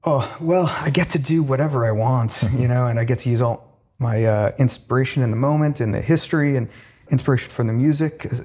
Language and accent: English; Virginia, United States; now in New York, United States; When I came to New York from Virginia, mm-hmm.